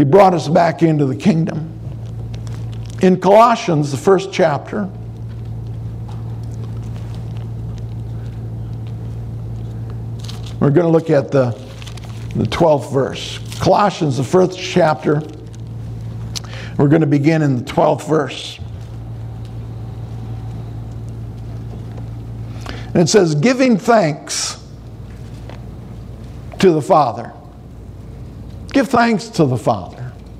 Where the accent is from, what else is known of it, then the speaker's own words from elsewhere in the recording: Minnesota, United States; I'm from Minnesota